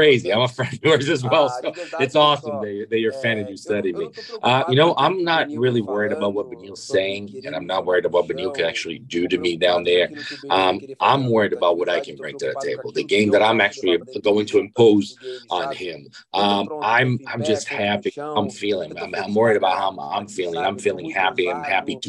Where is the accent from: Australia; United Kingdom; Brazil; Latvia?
Brazil; now in Las Vegas, United States; Being born and raised in Brazil.